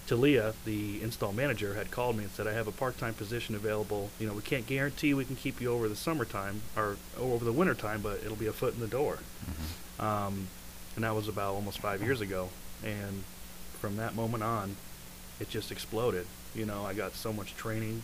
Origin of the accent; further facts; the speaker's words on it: New York, United States; moved away; I grew up in New York